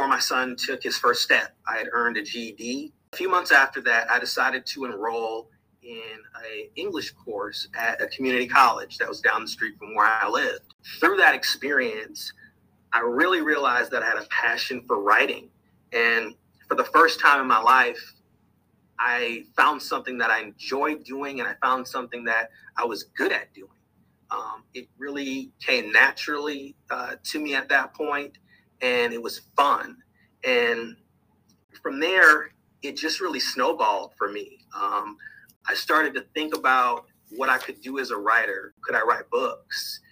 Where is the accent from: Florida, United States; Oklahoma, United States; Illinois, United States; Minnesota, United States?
Minnesota, United States; Minneapolis; moved away as an adult; now in St. Louis, United States; I was born in Minneapolis, Minnesota